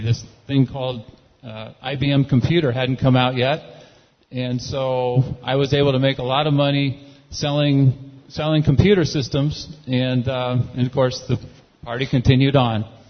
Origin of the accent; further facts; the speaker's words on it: California, United States; I grew up in California